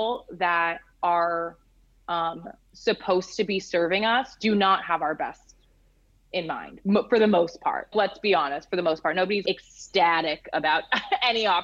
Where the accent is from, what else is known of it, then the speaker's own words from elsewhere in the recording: United States; moved away as an adult; now in Denmark; an American living abroad